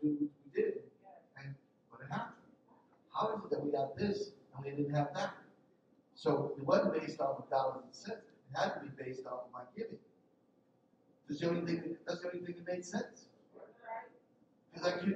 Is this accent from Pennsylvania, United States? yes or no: yes; Philadelphia, Pennsylvania, United States; I'm from North Philly, right? Which means I wasn't raised.